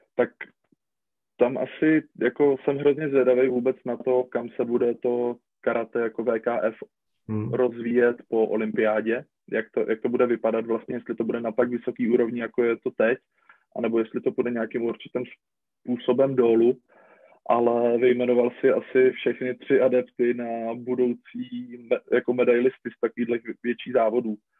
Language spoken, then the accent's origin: Czech; Czechia; jsme jako Češi